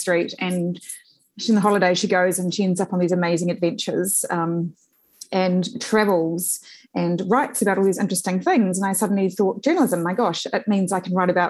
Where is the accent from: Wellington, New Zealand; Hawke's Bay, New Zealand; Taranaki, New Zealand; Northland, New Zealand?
Wellington, New Zealand; Upper Hutt; I grew up in the Blue Mountains Road and Silver Stream area in Upper Hutt